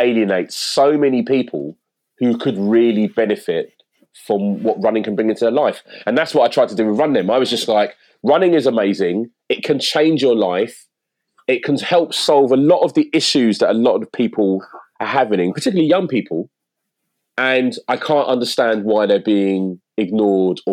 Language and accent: English; London, United Kingdom; I live in East London, which I never thought I'd live in East London, you know, as a kid growing up in South